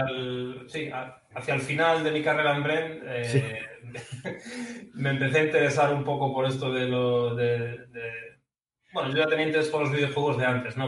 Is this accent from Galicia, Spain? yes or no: yes; Ferrol, Galicia, Spain; moved away as an adult; yo no he salido de mi pueblo en toda mi vida. lo más lejos que he ido de Ferrol ha sido Santiago de Compostela